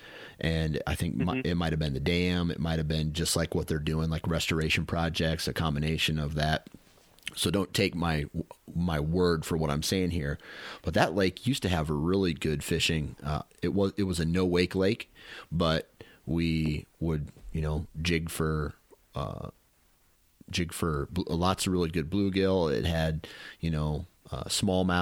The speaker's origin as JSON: {"language": "English", "town": "Mount Pleasant", "region": "Iowa", "country": "United States", "tie": "born or raised there", "said": "I grew up in Mount Pleasant"}